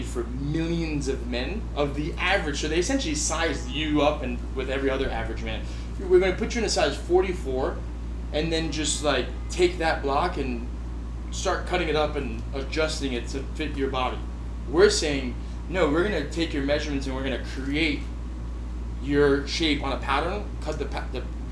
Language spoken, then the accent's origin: English; New York City, New York, United States; Born and raised in Williamsburg